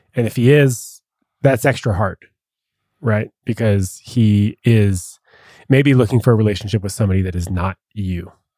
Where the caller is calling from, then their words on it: Massachusetts, United States; I'm calling from Massachusetts